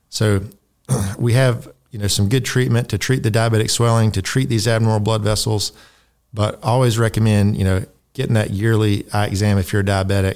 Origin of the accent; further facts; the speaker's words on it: Tifton, Georgia, United States; moved away as an adult; also born or lived in West Virginia / South Dakota; I grew up here in Tifton